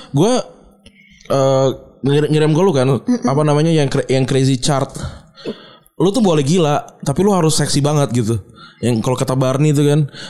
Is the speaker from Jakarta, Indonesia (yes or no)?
yes; Jakarta, Indonesia; gue orang Jakarta gitu gue uh, apa namanya lahir dan besar di sini